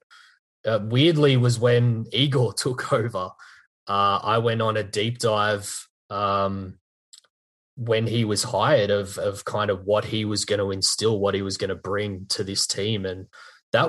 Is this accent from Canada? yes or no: no; Australia; I'm actually from Australia